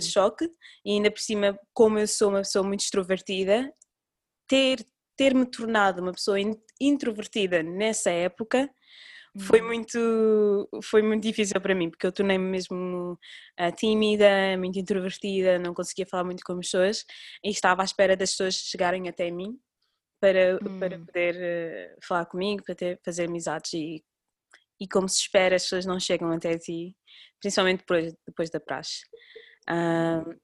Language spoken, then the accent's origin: Portuguese; Cape Verde; now in Portugal; Nós, ah, somos de Cabo Verde